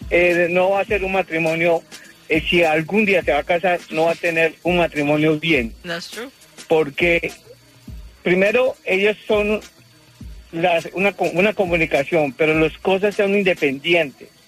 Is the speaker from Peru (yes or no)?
no; Ecuador; Ecuador, mi amor.